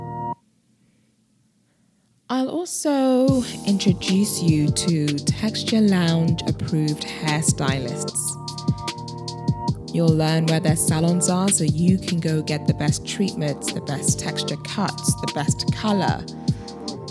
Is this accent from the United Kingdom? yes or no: yes; London, United Kingdom; moved away as an adult; now in New York, United States; I am a British Nigerian, born and bred in London, England. And I moved to New York, 2 years ago